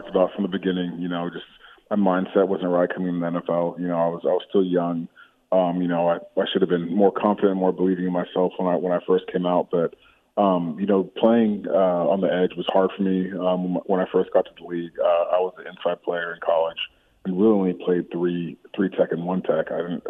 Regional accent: Chicago, Illinois, United States; born there; also born or lived in Australia / Connecticut / Texas; Yeah, so I was born in Chicago. Lived there for a couple of years, and my family, my dad's job, he worked for Procter & Gamble, moved us to Australia for about 5 years. And after that, we were in Connecticut for 3, and then after Connecticut, we moved to Texas

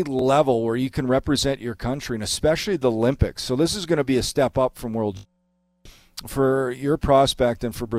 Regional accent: Canada; I'm Canadian

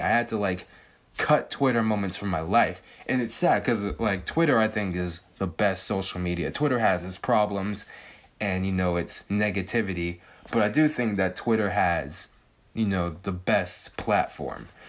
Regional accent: California, United States; I've born and raised in California, spent, like, ninety-nine percent of my life in California.

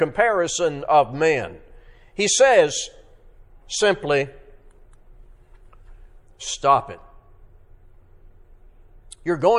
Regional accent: Arkansas, United States; growing up in Arkansas

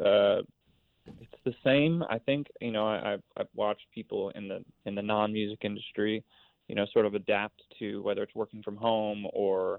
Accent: Philadelphia, Pennsylvania, United States; I grew up in Philadelphia

